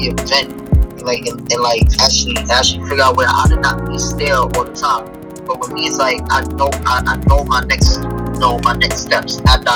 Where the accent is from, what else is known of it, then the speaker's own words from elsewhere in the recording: New York City, New York, United States; I'm from New York City.